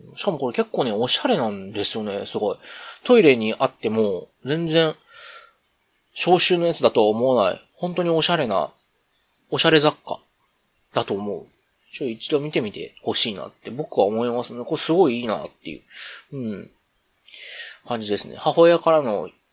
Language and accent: Japanese; Kyoto, Japan; 僕一応京都府の、ね、出身でっていうと、今違うところに住んでるみたいですけど、まあ、京都府に住んでて